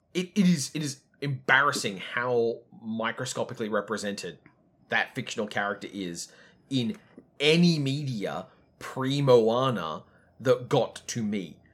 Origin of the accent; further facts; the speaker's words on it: Australia; white people from an adjacent culture, like Australia